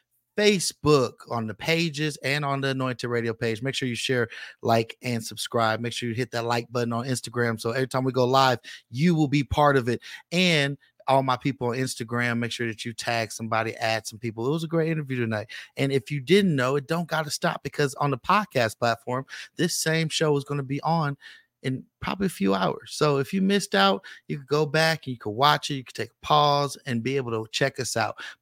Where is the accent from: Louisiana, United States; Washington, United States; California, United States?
California, United States; Richmond; now in Las Vegas, United States; I'm from the Bay Area. I'm from Richmond, California